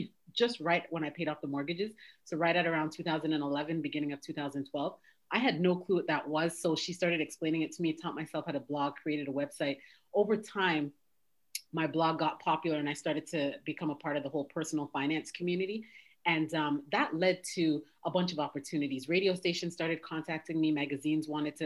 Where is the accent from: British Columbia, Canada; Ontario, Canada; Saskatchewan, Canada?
Ontario, Canada; Toronto; moved away as an adult; now in United States; So I'm originally from Canada. I was born and raised in Toronto